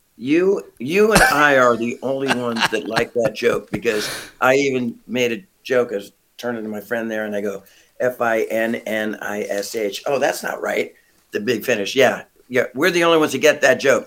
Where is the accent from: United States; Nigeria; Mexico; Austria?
United States; San Francisco Bay Area, California; moved away; I am from San Francisco Bay Area